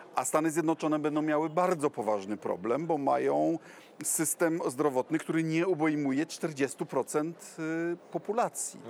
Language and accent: Polish; Kuyavian-Pomeranian Voivodeship, Poland; u nas w Kujawsko-Pomorskiem